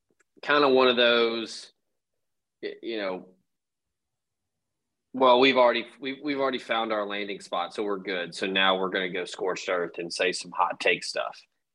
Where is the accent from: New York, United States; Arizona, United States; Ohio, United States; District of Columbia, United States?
District of Columbia, United States; Washington; So, as someone who is, you know, born and raised in the District of Columbia, a little bit of a culture shock to go down to Oxford, Mississippi.